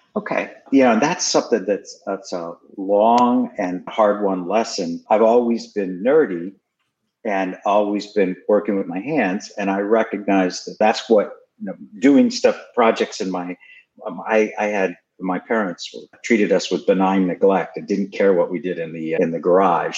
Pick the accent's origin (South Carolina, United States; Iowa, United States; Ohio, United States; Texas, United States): Texas, United States; Houston; moved away as an adult; also born or lived in New York City / Massachusetts; I grew up to the extent that I grew up in Houston, Texas.